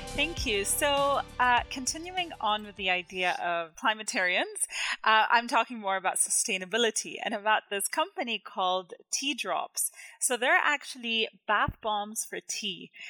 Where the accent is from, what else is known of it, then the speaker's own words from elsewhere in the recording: Jordan; now in Canada; where I grew up in Jordan